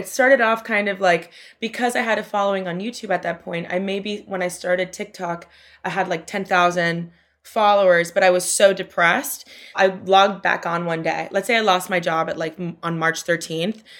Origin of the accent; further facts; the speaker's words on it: Miami, Florida, United States; moved away as an adult; also born or lived in New York; now in Brooklyn, United States; my hometown, I love, I love being from Miami, but it is a weird place to grow up